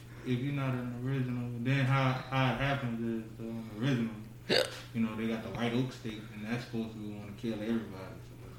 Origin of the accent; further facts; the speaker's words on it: New Orleans, Louisiana, United States; I'm from New Orleans